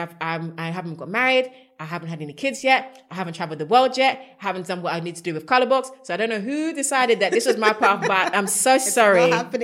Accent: Ghana; I'm even a Ghanaian.

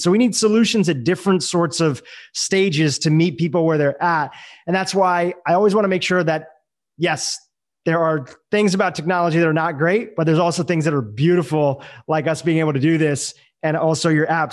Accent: India; I'm from India

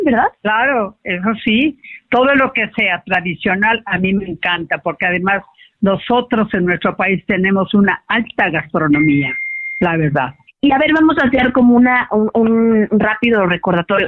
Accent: Xalapa, Veracruz, Mexico; en mi tierra, Jalapa

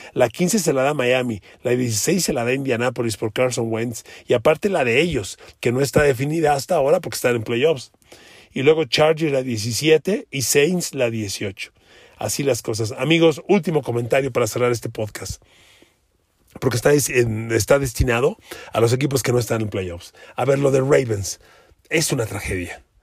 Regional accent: Mexico; somos mexicanos, usted y yo

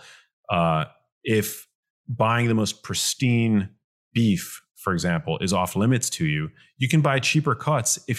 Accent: New York City, New York, United States; growing up in New York City

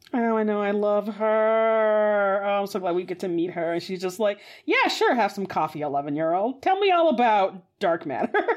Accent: United States; as an American

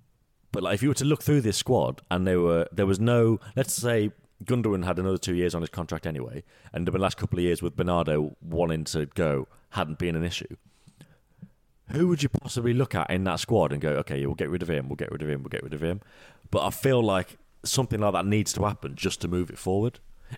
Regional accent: England, United Kingdom; obviously I don't get it because I'm from England, I still live in England

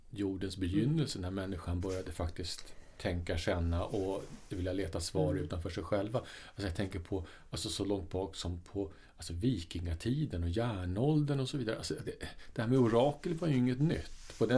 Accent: England, United Kingdom; jag kommer ju då från England där, och det samhället är ju väldigt eklektiskt.

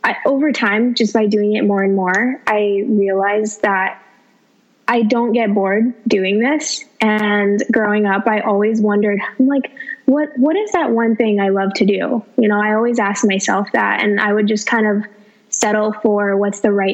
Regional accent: Los Angeles, California, United States; I'm from Los Angeles

